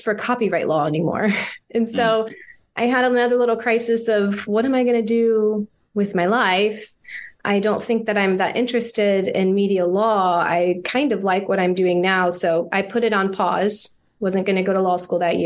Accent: Jacksonville, Florida, United States; also born or lived in Gainesville, Florida; I'm originally from Jacksonville, Florida. So Florida native

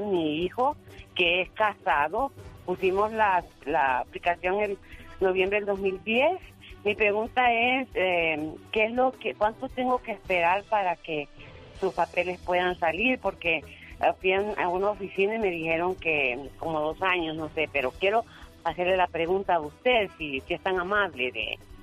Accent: El Salvador; now in Utah, United States; Yo también soy su paisana, soy, soy del Salvador.

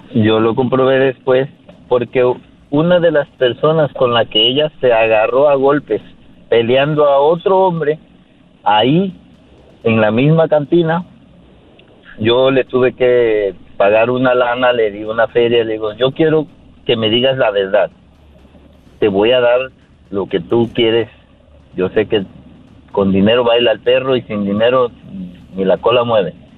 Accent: Mexico; moved away as an adult; now in United States; yo vine de allá de México para acá

